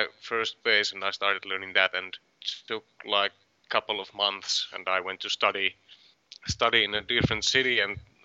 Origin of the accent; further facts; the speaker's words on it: Varkaus, North Savo, Finland; In Varkaus, my hometown